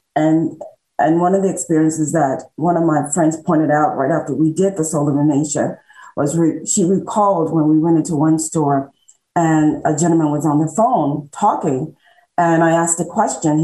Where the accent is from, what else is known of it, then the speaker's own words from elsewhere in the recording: Mississippi Delta, United States; I was born and raised in Mississippi, in the Mid-Delta in Mississippi.